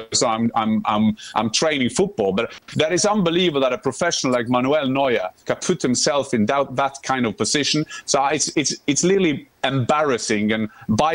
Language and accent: English; Norway; I'm from Norway.